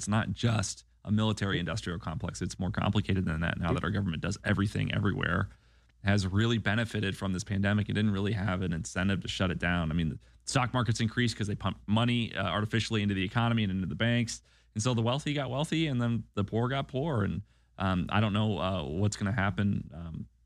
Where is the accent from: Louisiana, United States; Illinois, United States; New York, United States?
Illinois, United States; moved away; I grew up in Illinois, and there was constant frustration in the rural communities of Illinois, of which I was a part